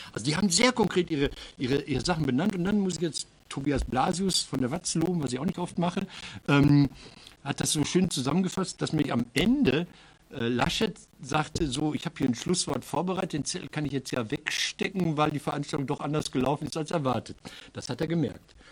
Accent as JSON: {"language": "German", "town": "Marl", "region": "North Rhine-Westphalia", "country": "Germany", "tie": "born or raised there", "said": "aus meiner Heimatstadt Marl"}